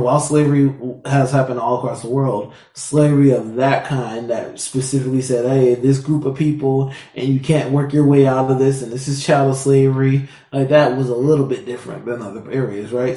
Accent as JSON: {"language": "English", "town": "Seattle", "region": "Washington", "country": "United States", "tie": "born or raised there", "also_born_or_lived": "Virginia", "said": "I was born in Virginia but raised out here in, um, in Seattle, Washington"}